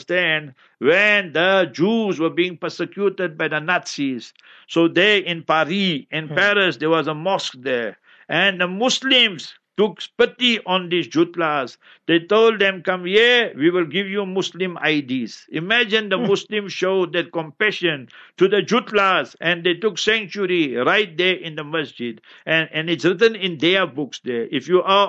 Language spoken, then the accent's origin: English; Heidelberg, Gauteng, South Africa; I was born in Heidelberg.